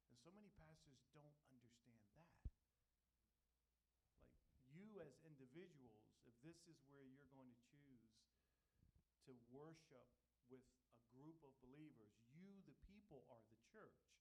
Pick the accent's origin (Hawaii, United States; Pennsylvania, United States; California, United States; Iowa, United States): Pennsylvania, United States; Philadelphia; moved away as an adult; now in Allentown, United States; we're originally from Philadelphia, so we understand the urban context